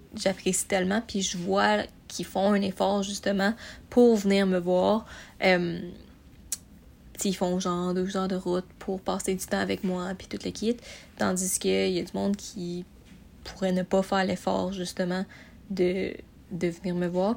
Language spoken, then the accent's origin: French; Montreal, Quebec, Canada; moved away as an adult; also born or lived in Sorel; now in Sherbrooke, Canada; à base, je viens de Montréal